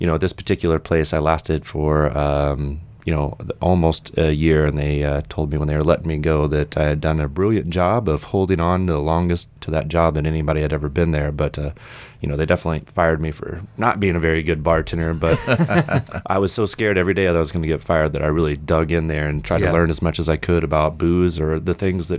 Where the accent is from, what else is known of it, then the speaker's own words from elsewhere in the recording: Indiana, United States; moved away as an adult; originally I'm from Indiana. I was living in Indianapolis and I moved down here to go to school